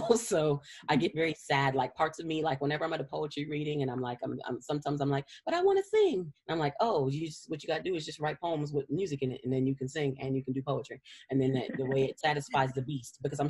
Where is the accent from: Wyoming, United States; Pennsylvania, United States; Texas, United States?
Texas, United States; San Antonio; I grew up mostly from the third grade on. I grew up on the northeast side of San Antonio. So same district all the way through